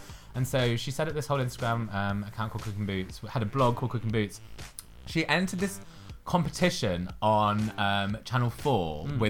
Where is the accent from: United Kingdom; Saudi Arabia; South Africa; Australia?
United Kingdom; Leicester, East Midlands; I'm actually not from India, I'm from Leicester.